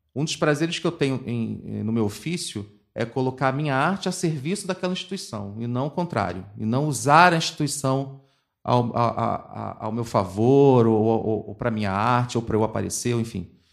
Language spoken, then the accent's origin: Portuguese; Rio de Janeiro, Brazil; also born or lived in Madureira; Eu cresci em Piedade e fui, fui criado nessa balbúrdia do subúrbio